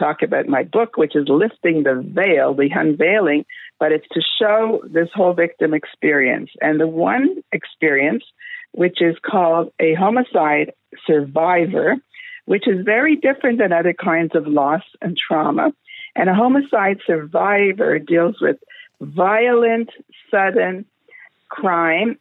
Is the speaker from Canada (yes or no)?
yes; Canada; I'm from Canada